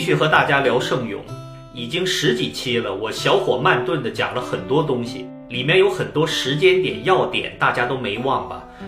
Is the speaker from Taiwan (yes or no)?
no; China; 我们中国人